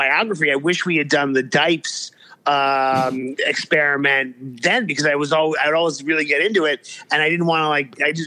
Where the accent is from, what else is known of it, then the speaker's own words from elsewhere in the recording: New York City, New York, United States; when I was growing up in New York City